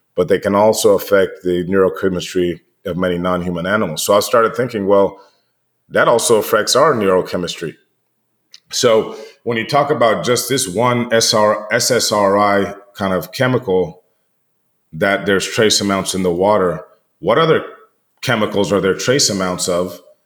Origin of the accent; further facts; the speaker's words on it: United States; being American and, and living here